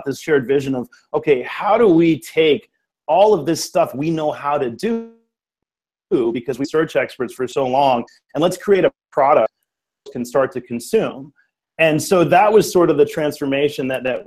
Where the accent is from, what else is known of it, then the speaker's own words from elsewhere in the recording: Richmond, California, United States; I grew up here in the Bay Area in the East Bay in Richmond